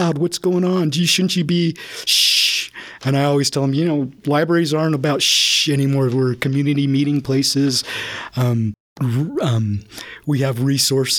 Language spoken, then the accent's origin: English; Herriman, Utah, United States; I grew up in Harriman and on a farm